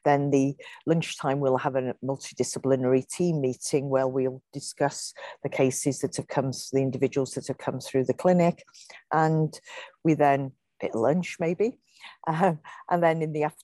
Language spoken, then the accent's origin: English; North Wales, United Kingdom; I was brought up in North Wales